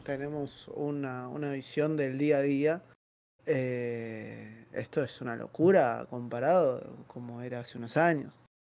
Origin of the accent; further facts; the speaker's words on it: Buenos Aires, Argentina; Soy de Villaluro